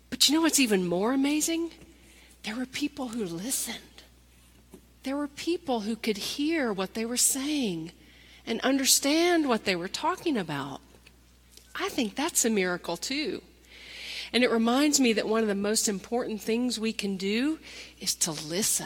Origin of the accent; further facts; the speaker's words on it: Nashville, Tennessee, United States; I'm from Nashville, Tennessee.